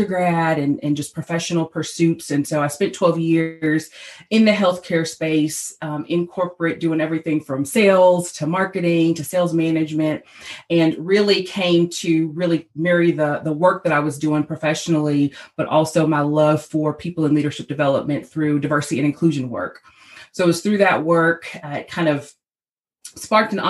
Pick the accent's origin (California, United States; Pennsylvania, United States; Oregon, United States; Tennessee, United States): Tennessee, United States; Nashville; I'm from Nashville, Tennessee, and I'm standing in my home office right here in Nashville today